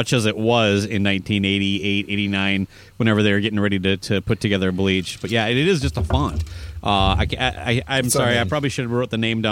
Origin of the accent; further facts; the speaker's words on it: Owatonna, Minnesota, United States; my hometown of Owatonna